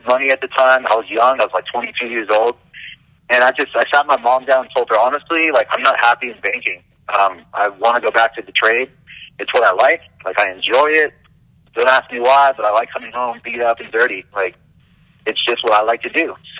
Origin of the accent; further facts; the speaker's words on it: Los Angeles, California, United States; moved away as an adult; also born or lived in Van Nuys, California; now in Florida, United States; In L.A. County, I grew up in the Valley, San Fernando Valley.